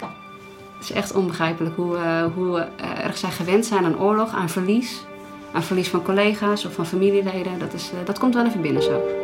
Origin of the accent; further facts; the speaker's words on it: Netherlands; als Nederlander